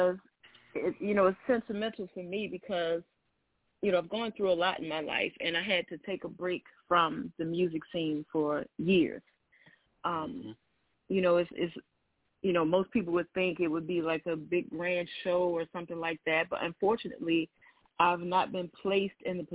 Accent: Alexandria, Virginia, United States; also born or lived in Washington, D.C.; I was born and raised in Alexandria

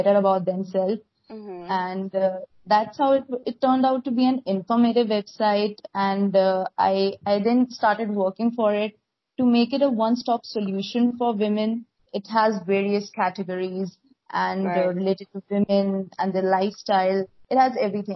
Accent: India; from India

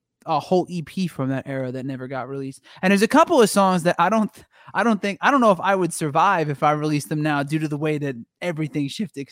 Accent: New Jersey, United States; moved away; I'm from Jersey

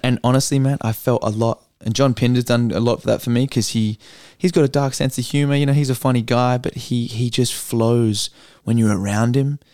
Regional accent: Perth, Western Australia, Australia; I'm from Perth

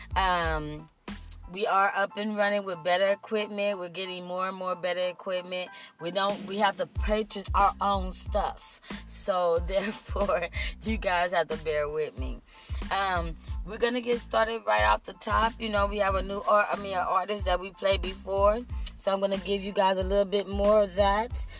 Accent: Compton, California, United States; also born or lived in Austin, Texas; I'm from Texas. I was raised in the city of Compton

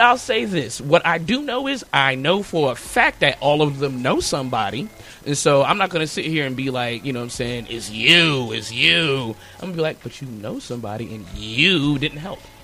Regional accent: United States; born or raised there

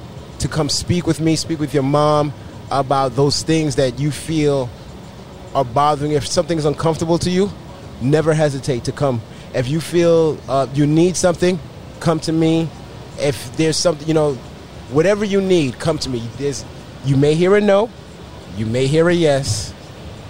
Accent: New York, United States; now in Florida, United States; We're from New York

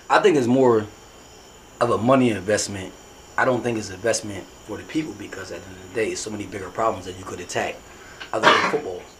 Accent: Vineland, New Jersey, United States; But I'm from baby Puerto Rico. Everybody know this. Which, I'm not from Salem. Which? I was born in Newcomb Hospital.

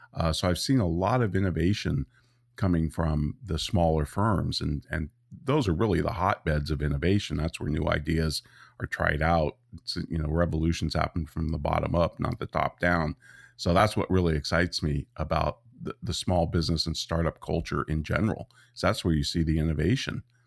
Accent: Santa Rosa, California, United States; also born or lived in Petaluma, California; I grew up in Santa Rosa, California

